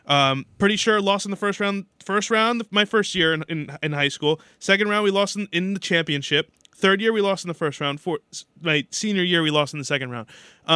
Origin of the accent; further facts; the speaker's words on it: Hasbrouck Heights, New Jersey, United States; Justin, I'm from Hasbrook Heights, New Jersey. Hasbrook Heights, New Jersey is right next to Woodridge.